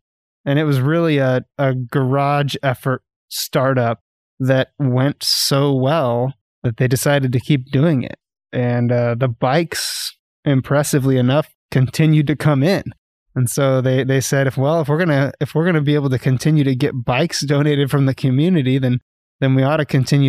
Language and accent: English; Dallas, Texas, United States; now in Northwest Arkansas, United States; I grew up in Texas, okay. Dallas, Texas.